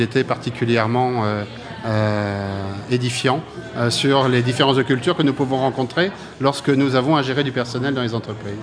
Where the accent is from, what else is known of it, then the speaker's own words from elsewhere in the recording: Brittany, France; je suis breton d'origine